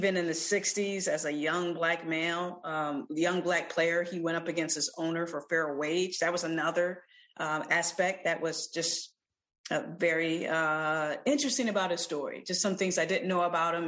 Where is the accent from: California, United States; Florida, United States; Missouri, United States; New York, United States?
Missouri, United States; St. Louis; before I came of age as a baseball fan in St. Louis